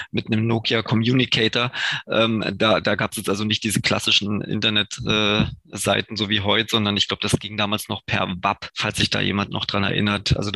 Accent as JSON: {"language": "German", "area": "near Görlitz", "region": "Saxony", "country": "Germany", "tie": "born or raised there", "also_born_or_lived": "Dresden / Munich", "said": "komme ja ursprünglich äh, aus der Nähe von Görlitz, wo ich geboren bin."}